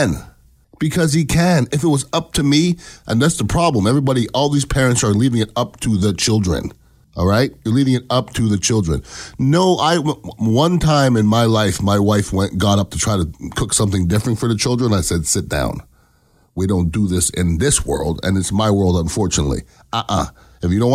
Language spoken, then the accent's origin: English; Canada; now in United States; I am an American citizen. I was born in Canada